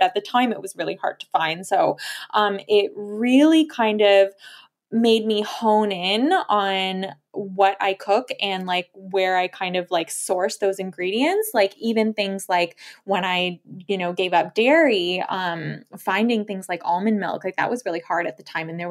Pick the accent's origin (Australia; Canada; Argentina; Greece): Canada; Toronto, Ontario; moved away as an adult; also born or lived in Lille, France; So I was born and raised in Toronto, lived there my whole life until we moved to France, where I was based in Lille